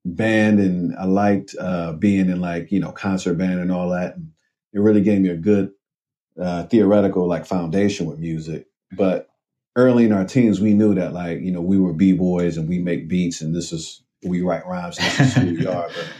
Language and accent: English; Cleveland, Ohio, United States; moved away as an adult; now in Brooklyn, United States